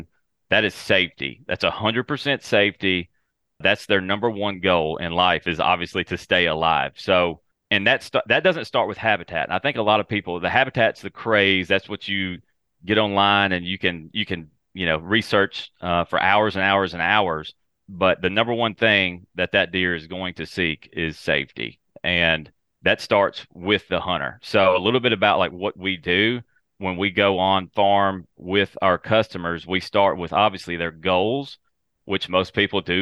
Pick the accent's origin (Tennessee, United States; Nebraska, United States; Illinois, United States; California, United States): Tennessee, United States; West; So I'm from West Tennessee, and I cover predominantly the Mid-South area